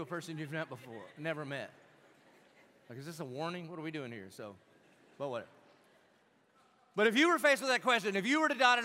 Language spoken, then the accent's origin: English; Jacksonville, Florida, United States